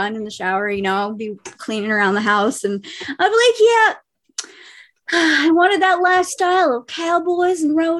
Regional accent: Ohio, United States; also born or lived in Kentucky; I'm from Kentucky, was born there, was not raised there. And then my family got out of there and we moved to Ohio, and that's where I was pretty much raised for the rest of my life

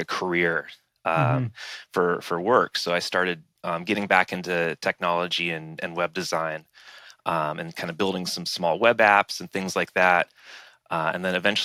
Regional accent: San Francisco Bay Area, California, United States; I grew up in the Bay Area, San Francisco Bay Area

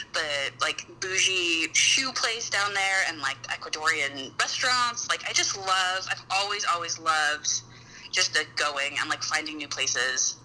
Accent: Utah, United States; I grew up in Utah, which is mm-hmm. a super outdoorsy like adventure place

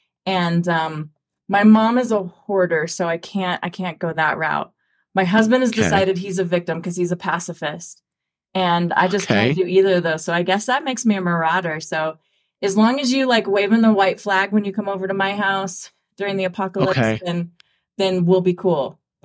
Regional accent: Wyoming, United States; now in Thornton, United States; I'm from Wyoming, so hoarders and preppers, and like, that's kind of a very strong reality there.

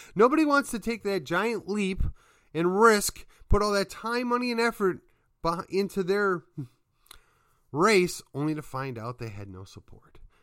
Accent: Midwest, United States; now in Texas, United States; I'm from the Midwest, and we're clearly not Yankees.

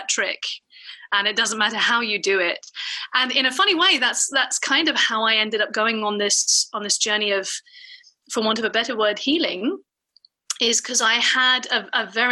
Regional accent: United Kingdom; I'm British

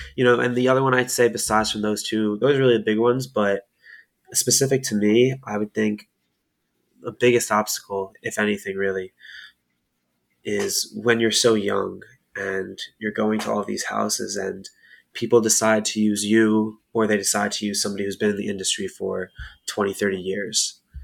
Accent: Camden County, New Jersey, United States; I'm from South Jersey on Camden County

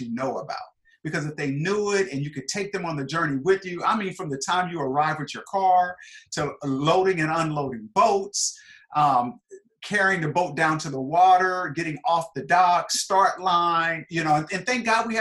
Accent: Kansas City, Missouri, United States; now in Seattle, United States; I grew up in Kansas City, Missouri

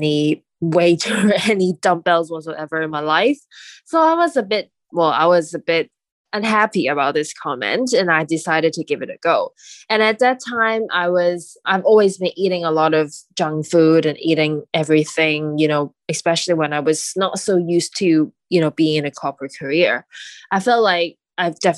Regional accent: Hong Kong; I was raised in Hong Kong and I'm currently living there.

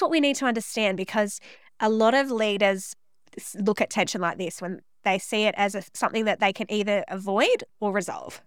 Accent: Central Coast, New South Wales, Australia; I was born on the Central Coast in New South Wales

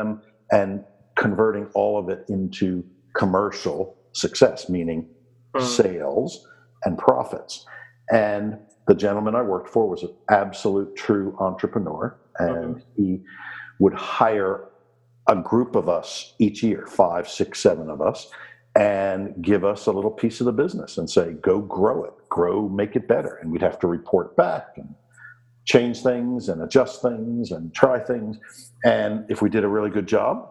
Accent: Washington, District of Columbia, United States; moved away as an adult; now in Summerland, Canada; I was born and raised in Washington, D.C. in the United States

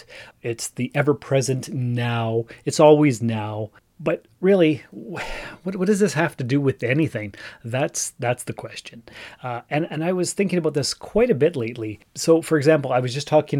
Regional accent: Sault Ste. Marie, Ontario, Canada; moved away as an adult; also born or lived in North Bay; now in Timmins, Canada; I was born and raised in Sault Ste. Marie.

